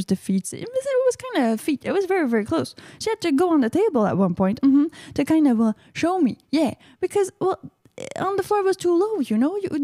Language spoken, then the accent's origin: English; Canada; I live in Canada. I'm from Canada